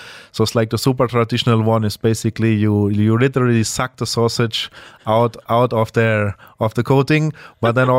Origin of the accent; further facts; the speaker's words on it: Germany; English is a second language; moved away as an adult; also born or lived in Switzerland / Philippines; now in Dubai, United Arab Emirates; I grew up like in a small town in Germany, southwest, like pretty much 15 minutes from France away.